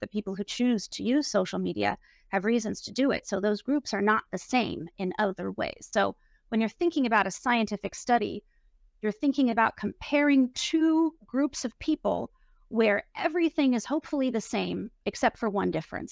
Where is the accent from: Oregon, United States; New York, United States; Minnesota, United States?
Oregon, United States; Portland; I was brought up in Portland, Oregon